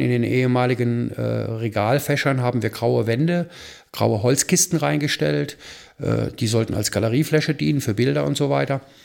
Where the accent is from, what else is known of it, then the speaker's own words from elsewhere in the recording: Rhineland, Germany; now in Fürth, Germany; als Rheinländer